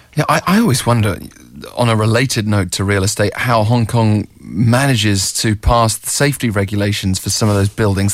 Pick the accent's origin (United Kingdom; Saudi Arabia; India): United Kingdom; now in Seoul, South Korea; as a British expat myself